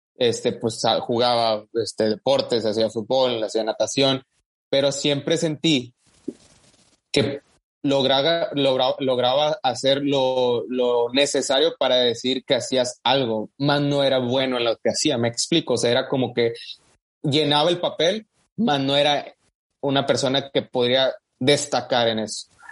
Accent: Matamoros, Tamaulipas, Mexico; moved away as an adult; now in United States; aún no nacido en México, pero pues al final de cuentas soy criado en, México, ¿verdad? Específicamente en Matamoros, Tamaulipas.

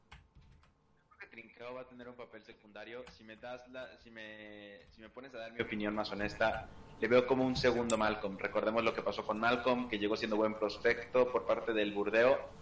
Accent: Mexico; yo siendo mexicano

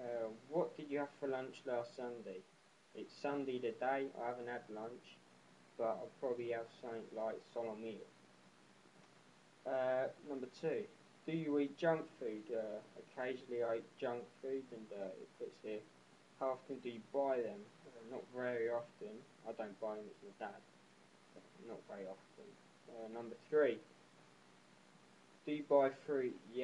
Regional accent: Lancing, South East England, United Kingdom; I was born in Lancing, West Sussex. I'm studying mechanic engineering.

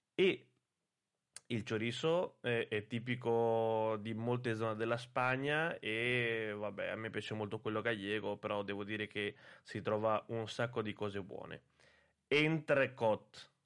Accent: Italy

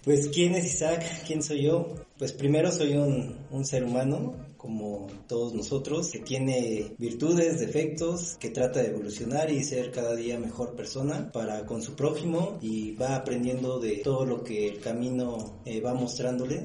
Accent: Mexico City, Mexico; Soy originario de la Ciudad de México, soy de una colonia este, pequeña, se llama la colonia Garín, y después viví en otras colonias ahí cercanas

